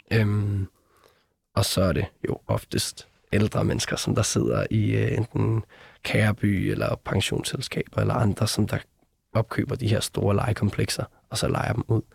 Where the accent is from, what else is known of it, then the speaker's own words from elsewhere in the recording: Copenhagen, Capital Region of Denmark, Denmark; os, der var født og opvokset i København